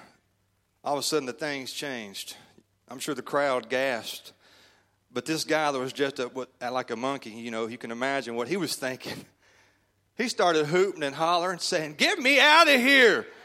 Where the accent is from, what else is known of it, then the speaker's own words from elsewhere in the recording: Shreveport, Louisiana, United States; now in Kansas City, United States; I am from Kansas City, Missouri. Actually, I'm from Shreveport, Louisiana